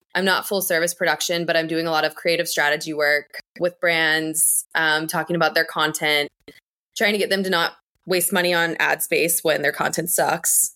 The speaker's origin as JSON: {"language": "English", "region": "northern Kentucky", "country": "United States", "tie": "born or raised there", "also_born_or_lived": "Louisville, Kentucky", "moved": "as an adult", "lives_now": "Boston, United States", "said": "originally, I'm from Kentucky. I grew up in northern Kentucky, and I moved to Louisville for college"}